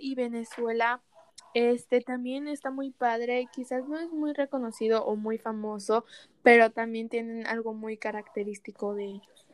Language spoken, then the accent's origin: Spanish; Mexico; Aquí en México